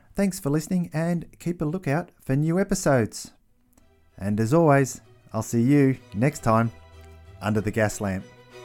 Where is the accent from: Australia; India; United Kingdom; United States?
Australia; I'm an Australian